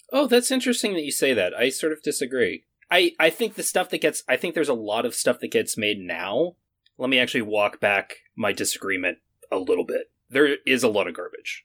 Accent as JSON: {"language": "English", "region": "Maine", "country": "United States", "said": "I'm from Maine."}